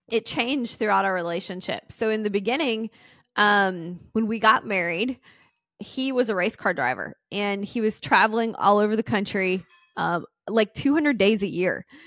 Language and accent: English; the South, United States; I'm from the South, and everyone gets married young